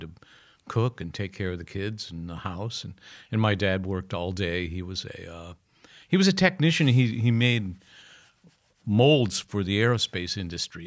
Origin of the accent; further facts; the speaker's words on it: Akron, Ohio, United States; growing up in Akron.